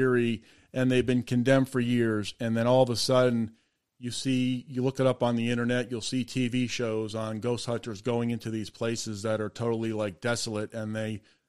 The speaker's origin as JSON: {"language": "English", "town": "North Andover", "region": "Massachusetts", "country": "United States", "tie": "born or raised there", "said": "I grew up in North Andover in the Merrimack Valley"}